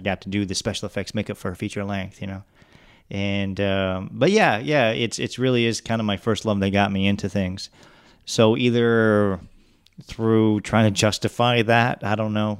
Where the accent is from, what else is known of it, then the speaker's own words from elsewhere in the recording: Detroit, Michigan, United States; moved away as an adult; now in Pensacola, United States; I grew up in the Oakland County, Macomb County area, in and out of Detroit.